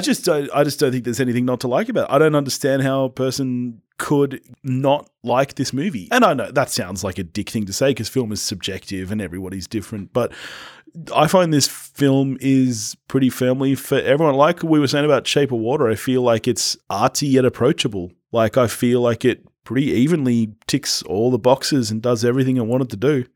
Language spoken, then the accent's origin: English; Australia; I'm an Aussie